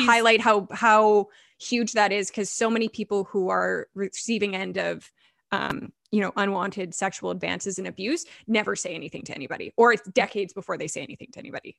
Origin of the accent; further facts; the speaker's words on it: Vancouver, British Columbia, Canada; I grew up in Vancouver.